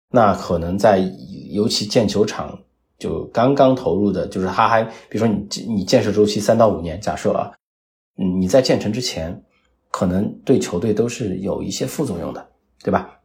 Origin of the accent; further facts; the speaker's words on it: China; 作为一个中国人，作为我们自己同胞来讲